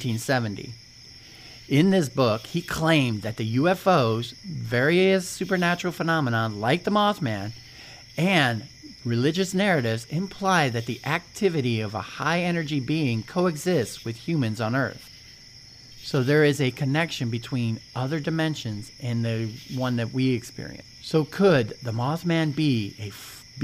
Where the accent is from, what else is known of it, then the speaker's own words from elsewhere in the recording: Ohio, United States; I'm from Ohio